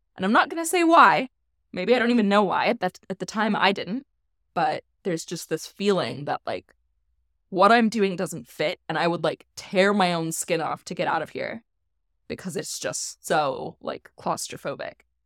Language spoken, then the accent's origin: English; Midwest, United States; moved away as an adult; I was raised Catholic in the Midwest